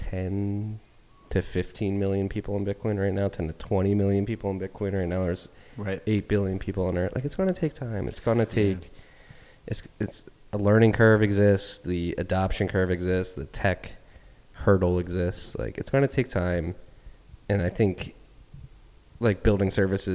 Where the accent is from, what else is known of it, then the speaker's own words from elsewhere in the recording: Philadelphia, Pennsylvania, United States; somebody who's grown up American, as American as you can get, born in Philadelphia